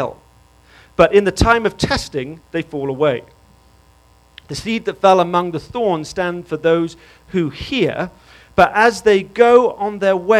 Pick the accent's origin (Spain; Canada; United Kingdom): United Kingdom; England; moved away; because I'm English, I have good eyesight